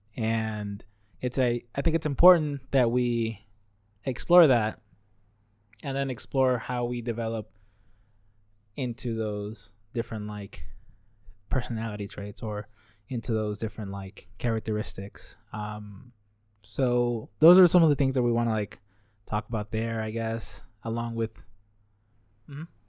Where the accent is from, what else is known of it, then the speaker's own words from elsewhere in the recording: Los Angeles, California, United States; moved away as an adult; now in Richmond, United States; I was born and raised in Los Angeles up until very recently when I went to school up here in the Bay Area